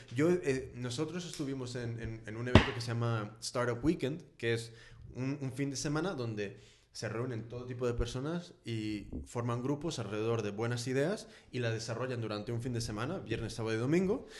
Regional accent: California, United States; now in Spain; Yo soy de California, entonces en, en Estados Unidos y en California específicamente, y siendo más específico en San Francisco

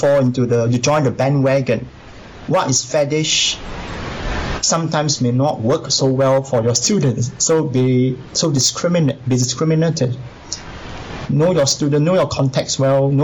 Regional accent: Singapore; I come from Singapore.

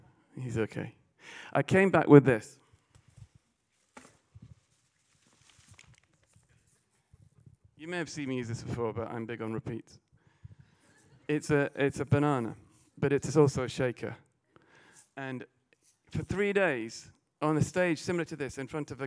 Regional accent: England, United Kingdom; being English

